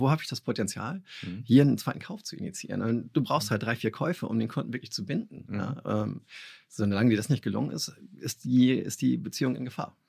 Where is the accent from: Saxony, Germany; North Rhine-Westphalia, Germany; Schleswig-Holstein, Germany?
Schleswig-Holstein, Germany; Kiel; ich bin Kieler Jung